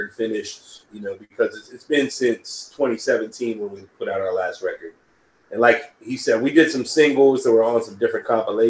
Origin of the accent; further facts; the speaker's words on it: North Carolina, United States; also born or lived in East Coast; now in San Francisco, United States; I'm from North Carolina